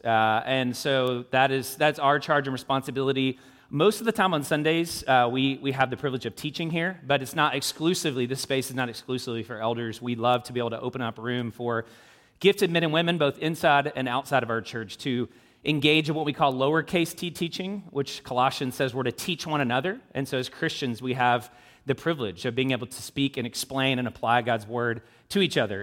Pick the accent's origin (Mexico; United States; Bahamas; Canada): United States; Louisville, Kentucky; moved away as an adult; also born or lived in South Florida; now in Indianapolis, United States; I, I, I grew up in Louisville, south of Ohio